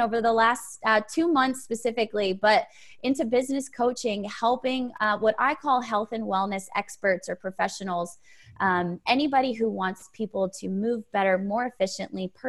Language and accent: English; Connecticut, United States; moved away as an adult; also born or lived in Auburn, Alabama; now in Nashville, United States; originally I'm from Connecticut